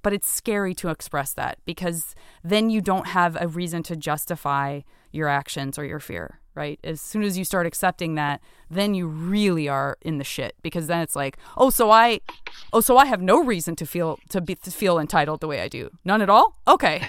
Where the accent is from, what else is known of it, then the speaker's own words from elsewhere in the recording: Tucson, Arizona, United States; I'm from Arizo, Tucson, Arizona.